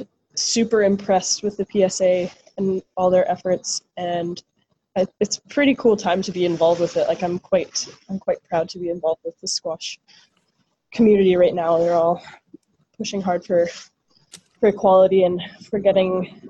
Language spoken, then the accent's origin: English; Ottawa, Ontario, Canada; now in Toronto, Canada; I'm from Ottawa, so there weren't so many clubs growing up